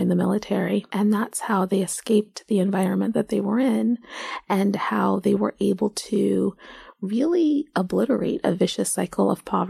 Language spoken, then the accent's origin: English; Seattle, Pacific Northwest, United States; moved away as an adult; now in New York, United States; I'm from the Pacific Northwest, most recently from Seattle.